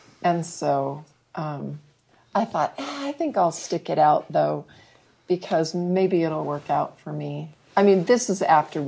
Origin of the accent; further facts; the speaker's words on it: Riverside, California, United States; Well, I'm from Southern California, but my dad was in the military, so we moved around a lot. But I was born in Riverside, California, and when my dad retired from the military, we moved back there.